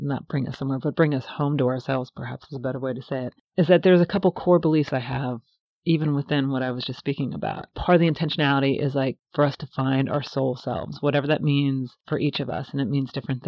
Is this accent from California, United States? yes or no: no; Cincinnati, Ohio, United States; I actually grew up in Ohio, in Cincinnati, right on the Ohio River